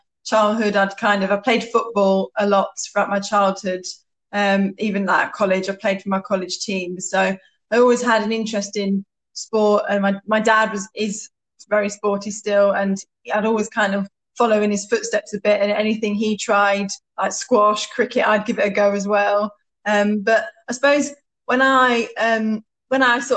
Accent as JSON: {"language": "English", "town": "Stowmarket", "region": "East of England", "country": "United Kingdom", "tie": "born or raised there", "also_born_or_lived": "Ipswich", "moved": "as an adult", "said": "I grew up in Stowmarket"}